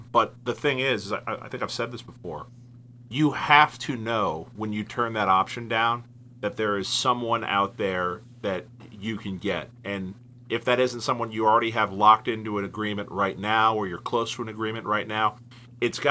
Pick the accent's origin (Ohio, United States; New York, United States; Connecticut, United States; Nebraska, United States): Ohio, United States; Cincinnati; born or raised there